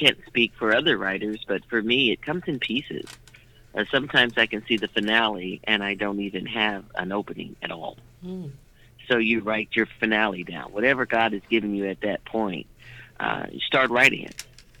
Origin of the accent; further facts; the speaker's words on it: Sacramento, California, United States; born there; also born or lived in Anchorage, United States; I was born in Sacramento, even though I haven't lived here the majority of my life.